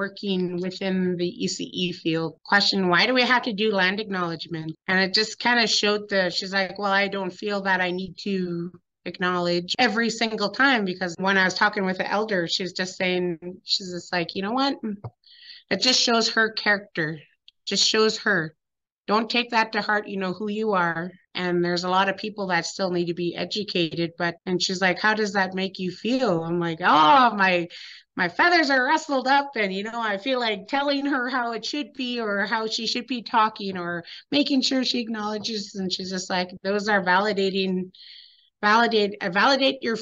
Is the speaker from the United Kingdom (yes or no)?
no; Lake Babine Nation, British Columbia, Canada; I am from Lake Babine Nation